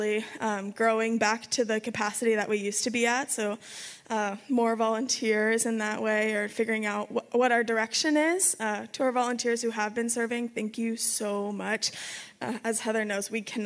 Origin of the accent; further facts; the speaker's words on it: a little town above Los Angeles, California, United States; moved away as an adult; also born or lived in Utah; now in Arizona, United States; I was born in Utah, raised in Los Angeles, a little town above Los Angeles